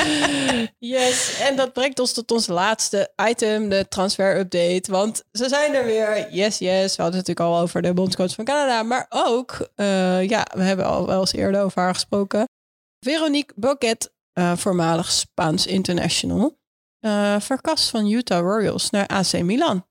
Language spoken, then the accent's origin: Dutch; Netherlands; ons als Nederlanders die het Nederlands elftal volgen